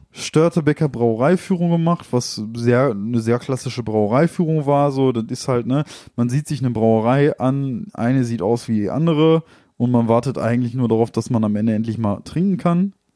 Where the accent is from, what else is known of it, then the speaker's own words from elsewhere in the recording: Ruhr area, North Rhine-Westphalia, Germany; wir sind ja aus dem Ruhrgebiet